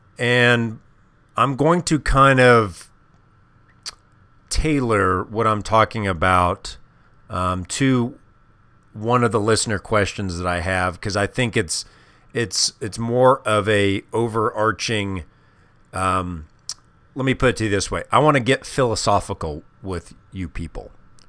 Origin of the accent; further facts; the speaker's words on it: Midwest, United States; When I was a kid, I grew up in the Midwest.